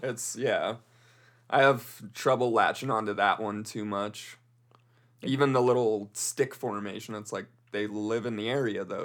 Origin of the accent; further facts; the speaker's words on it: Colorado, United States; I'm from Colorado.